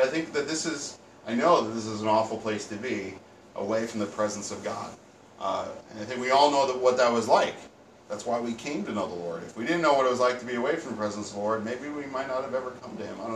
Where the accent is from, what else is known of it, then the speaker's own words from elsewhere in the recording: around New York City, United States; us growing up around New York City